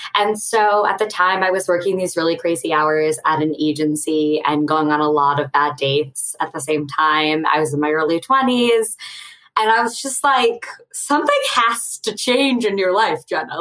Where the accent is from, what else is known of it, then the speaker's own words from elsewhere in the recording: Westchester County, outside New York City, United States; I grew up right outside of New York City in Westchester County